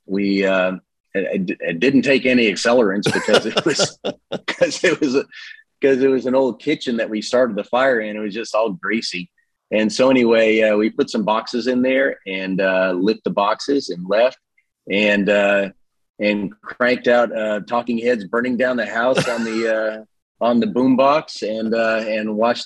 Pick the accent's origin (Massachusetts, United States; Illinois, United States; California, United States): Massachusetts, United States; central; now in Hot Springs Village, United States; in central Massachusetts where I grew up